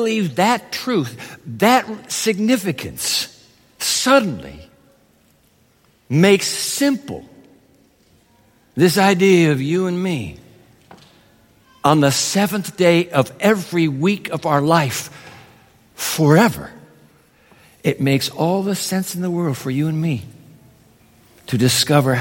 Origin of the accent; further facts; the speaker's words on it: Japan; moved away; I was a kid growing up in Japan